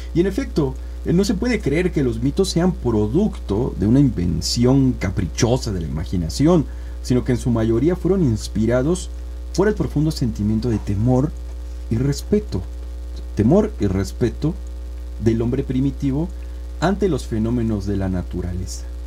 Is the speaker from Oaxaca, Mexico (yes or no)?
yes; Oaxaca, Mexico; nos va de alguna manera también identificando como oaxaqueños